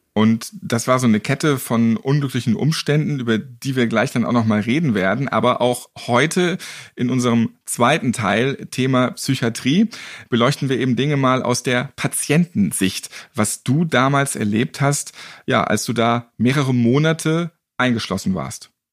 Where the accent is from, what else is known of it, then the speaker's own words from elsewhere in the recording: Hamburg, Germany; Ich bin ja auch ähm, Hamburger.